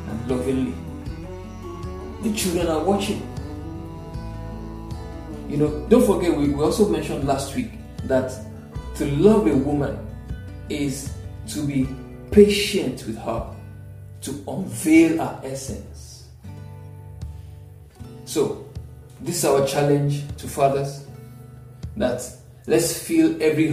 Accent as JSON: {"language": "English", "town": "Ilorin", "region": "Kwara", "country": "Nigeria", "tie": "born or raised there", "moved": "yes", "lives_now": "Lagos, Nigeria", "said": "growing up in Ilorin, my father had a farm"}